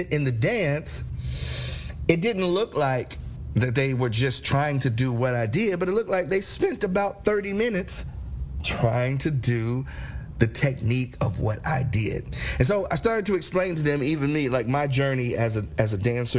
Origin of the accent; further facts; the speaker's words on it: Cincinnati, Ohio, United States; growing up in Cincinnati